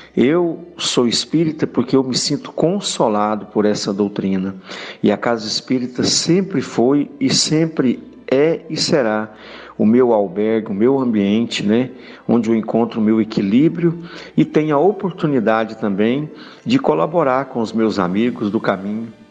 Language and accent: Portuguese; Goianésia, Goiás, Brazil; eu sou da cidade de Goianésia, Goiás